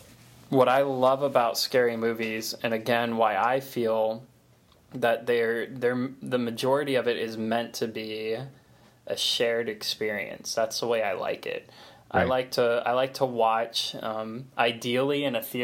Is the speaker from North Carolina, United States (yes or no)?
no; Florida, United States; we're from Florida